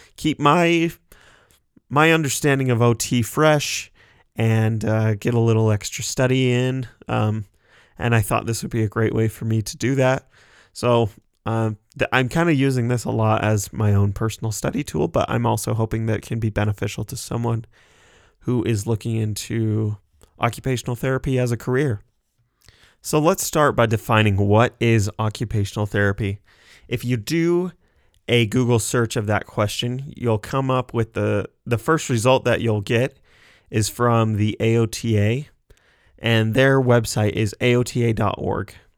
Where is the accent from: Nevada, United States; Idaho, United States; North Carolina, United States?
Idaho, United States; Sugar City; I am from Sugar City, Idaho. It's just a little town of about 1,500 people in southeast Idaho.